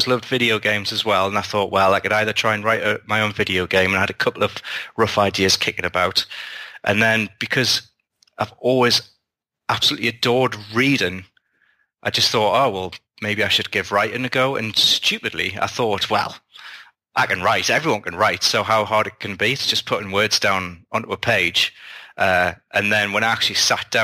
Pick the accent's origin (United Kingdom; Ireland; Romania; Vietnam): United Kingdom; being a British sci-fi author